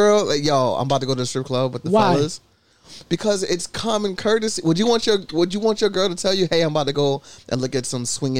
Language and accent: English; New York, United States; I'm from New York, bro.